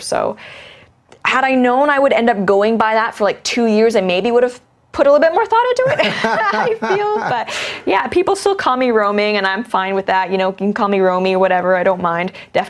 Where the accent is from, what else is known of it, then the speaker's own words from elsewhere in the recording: Hong Kong; moved away as an adult; also born or lived in Canada / Shanghai / Singapore / London; now in United States; I am half Chinese. My father is from Hong Kong. I was born in Canada, but when I was only a few months old, moved to Hong Kong, and that's really where I grew up.